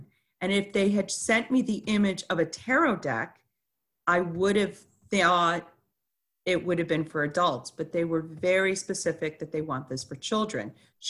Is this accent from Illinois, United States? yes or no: yes; Chicago, Illinois, United States; born there; also born or lived in Montreal, California, United States / Dallas, United States / Ohio, United States; So I was born in Chicago, Illinois, July 21st, 1969